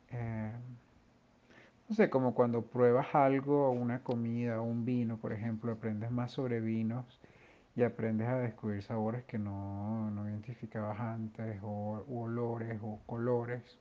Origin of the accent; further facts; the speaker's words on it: Venezuela; como venezolanos también somos más occidentales que orientales.